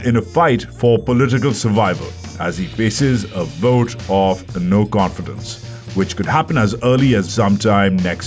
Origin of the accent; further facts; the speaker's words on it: Karachi, Sindh, Pakistan; I grew up in Karachi in the 80s